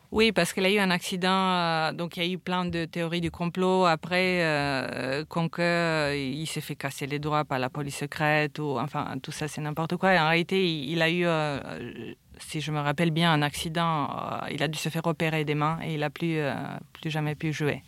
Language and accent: French; Romania; also born or lived in London / New York; now in France; je suis roumaine